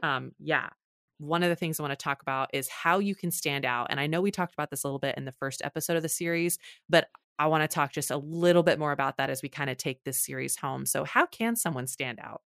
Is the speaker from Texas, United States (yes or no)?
yes; Texas, United States; I'm from Texas